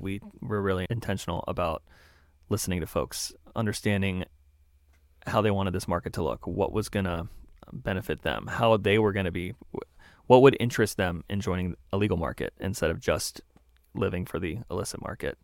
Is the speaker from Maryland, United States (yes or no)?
yes; Maryland, United States; moved away as an adult; also born or lived in Springfield, Massachusetts / South Carolina / Baltimore; now in Vermont, United States; I was born in Springfield, Massachusetts. I grew up in Maryland on a farm